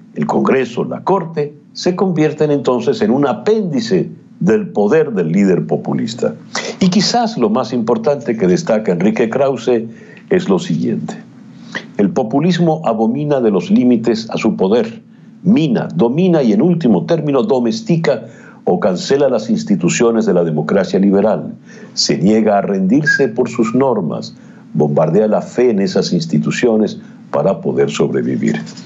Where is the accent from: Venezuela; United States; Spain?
Venezuela; Nosotros, que como venezolanos